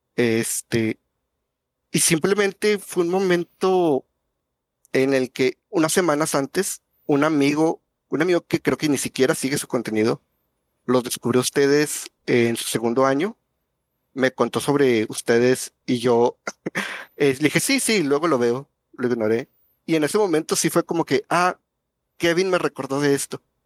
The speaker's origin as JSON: {"language": "Spanish", "town": "Monterrey", "region": "Nuevo León", "country": "Mexico", "said": "yo vivo muy lejos de ustedes, yo soy de Monterrey"}